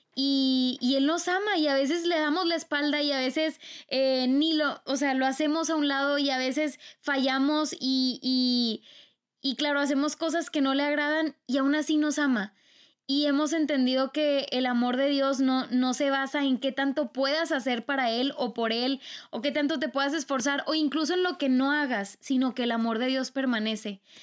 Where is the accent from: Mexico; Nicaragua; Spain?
Mexico; yo soy de cultura mexicana